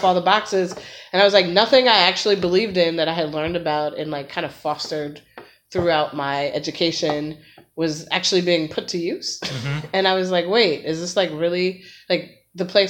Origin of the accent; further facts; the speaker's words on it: Chicago, Illinois, United States; moved away as an adult; now in Philadelphia, United States; I'm a Chicagoan.